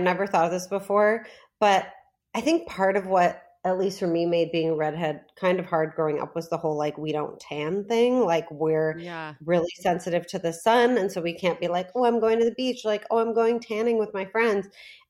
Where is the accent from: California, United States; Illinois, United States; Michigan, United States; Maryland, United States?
Illinois, United States; Lincolnshire; Lincolnshire, Illinois. It's as white as it sounds.